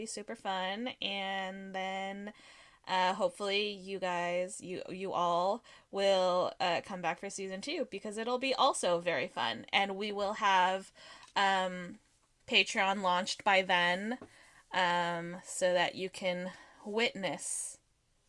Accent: California, United States; I'm Californian

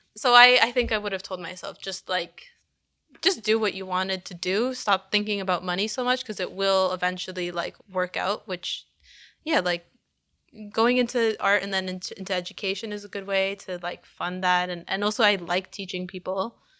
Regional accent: Canada; I was born here, but, like, she, by coming here, she gave me the opportunity to live life as a Canadian.

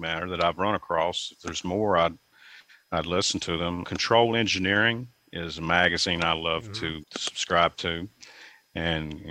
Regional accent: Bells Valley, Virginia, United States; also born or lived in Goshen, Virginia; I grew up in Bells Valley, which is a little bit north of Goshen, and I went through Rockbridge County's public schools

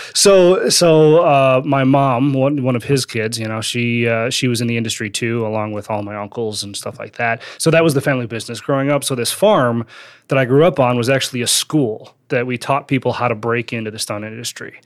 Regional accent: Wisconsin, United States; also born or lived in Northridge, California; So I, uh, I grew up in Wisconsin. That's not where I was born. I was born in, uh, North Ridge, California, but I moved to, uh, to Wisconsin when I was, like, five, spent, uh, most of my life there

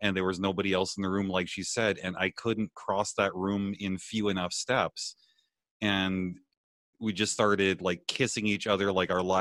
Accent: Canada; also born or lived in Bellingham; I'm Canadian by birth

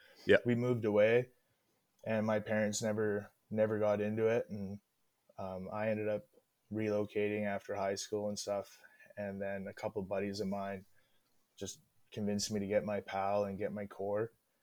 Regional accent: British Columbia, Canada; I'm from Northwest BC.

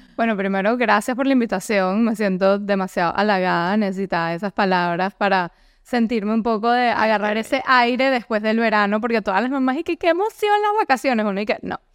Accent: Venezuela; moved away; also born or lived in Europe / United States; soy originaria de Venezuela, obviamente el acento creo que me delata mucho

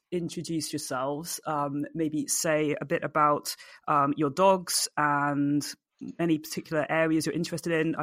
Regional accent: United Kingdom; I'm a British force-free gundog trainer

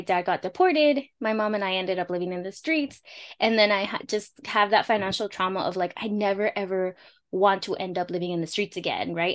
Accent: Los Angeles, California, United States; first language Spanish; English is a second language; I'm a first-gen daughter of Mexican Purepecha Indigenous immigrants, born and raised in Los Angeles, California

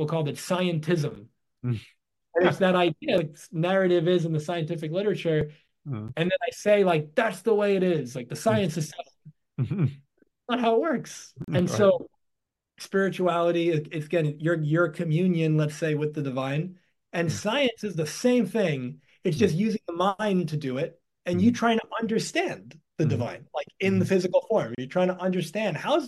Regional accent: New York, United States; I was born in New York in the United States

